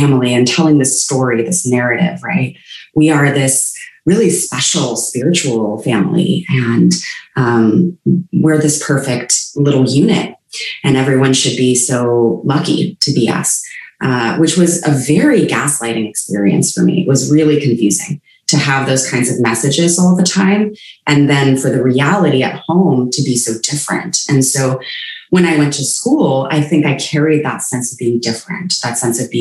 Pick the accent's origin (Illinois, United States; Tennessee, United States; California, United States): California, United States; Palo Alto; I grew up in Palo Alto, California, the heart of Silicon Valley